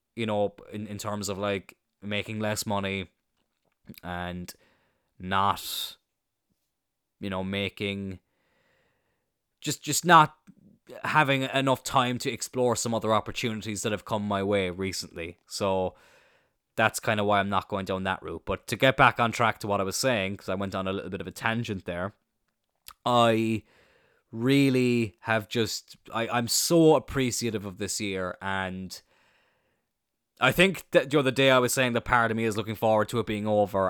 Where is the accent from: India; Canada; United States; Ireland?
Ireland; I'm Irish